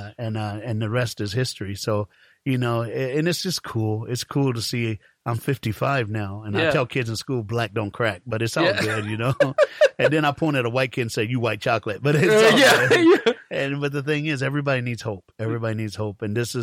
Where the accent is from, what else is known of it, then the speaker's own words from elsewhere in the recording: Fort Myers, Florida, United States; I'm from Fort Myers, Naples, all